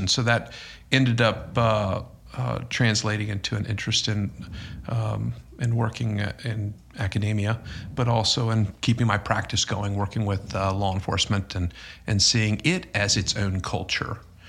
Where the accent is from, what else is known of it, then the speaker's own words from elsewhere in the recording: Dinwiddie County, Virginia, United States; I'm the guy who eats roadkill, man. I'm from Dinwiddie County.